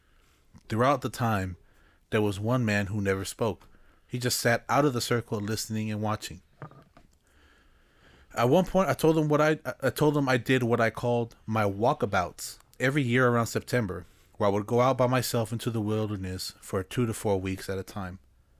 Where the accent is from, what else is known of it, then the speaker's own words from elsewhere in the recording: Arizona, United States; Growing up in Arizona... Myths and legends are a part of life.